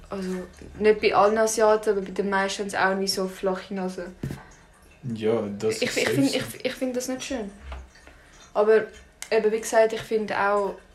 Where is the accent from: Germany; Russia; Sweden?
Russia; bin auch Russin. Und das finde ich auch schön.